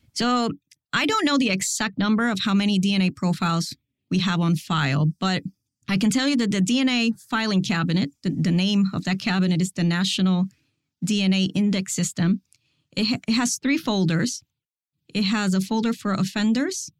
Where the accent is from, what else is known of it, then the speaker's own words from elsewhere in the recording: Puerto Rico; moved away as an adult; also born or lived in Miami; I was born and raised in Puerto Rico